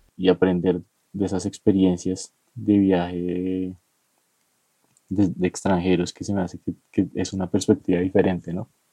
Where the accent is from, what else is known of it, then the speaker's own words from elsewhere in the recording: Bogotá, Colombia; los rolos somos troncos